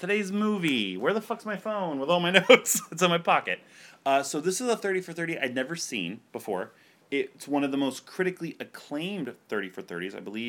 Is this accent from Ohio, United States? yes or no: yes; Ohio, United States; born there; moved away; I was born in Ohio, and I moved to Florida, you know, to two meth capitals of the world.